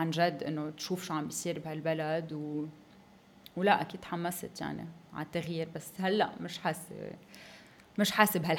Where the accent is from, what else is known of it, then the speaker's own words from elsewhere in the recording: Lebanon; صلح الوضع بانه جمعنا حالنا نحن كلبنانيه آه، ورحنا على تمثال جبران خليل جبران ببوسطن